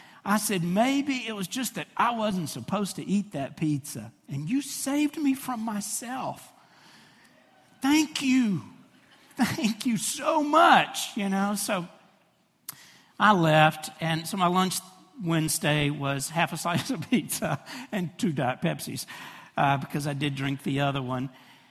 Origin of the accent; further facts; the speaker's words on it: Fraser, United States; I pick a table really close to that register because I know I'm from Fraser, okay?